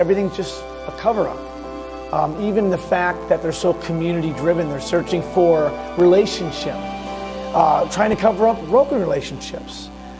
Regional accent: Massachusetts, United States; moved away as an adult; also born or lived in Cape Cod; My wife and I both grew up in Massachusetts our whole lives. I was born in Massachusetts, as was she, and spent the first 20 years of our life there.

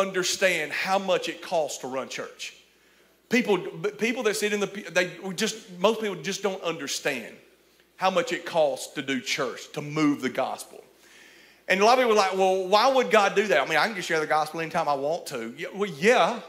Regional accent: Cullman, Alabama, United States; I'm from Cullman, Alabama

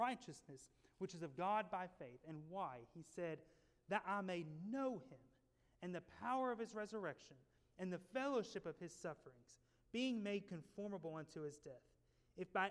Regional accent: Tennessee, United States; growing up in Tennessee as a little boy

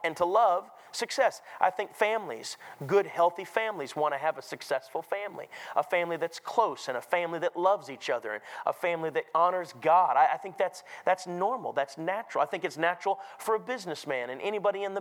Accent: Minnesota, United States; I grew up in Minnesota

